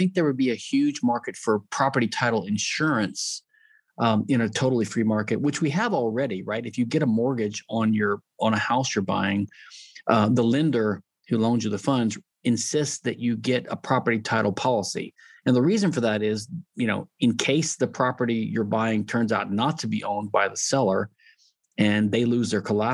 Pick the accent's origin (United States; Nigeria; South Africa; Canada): United States; Louisiana; I'm from Louisiana